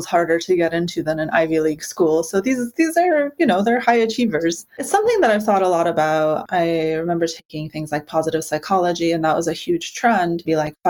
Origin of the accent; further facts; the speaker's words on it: Ukraine; moved away; I was born in Ukraine, so, you know, an Eastern European, we kind of have this stereotype of, like, being a little bit grumpy and nihilistic